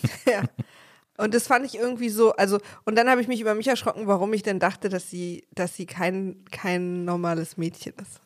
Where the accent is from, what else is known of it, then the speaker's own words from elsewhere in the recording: East Germany, Germany; ich als Ossi